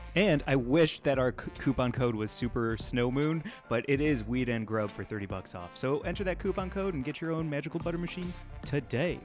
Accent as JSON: {"language": "English", "region": "Midwest", "country": "United States", "tie": "born or raised there", "said": "I grew up in the Midwest"}